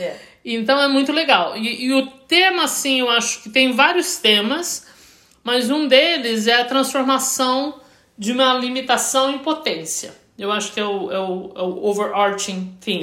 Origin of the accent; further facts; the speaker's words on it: Brazil; eu, como brasileiro